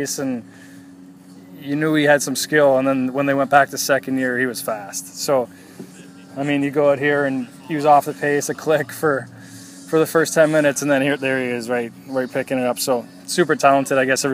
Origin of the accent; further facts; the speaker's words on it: Canada; Being Canadian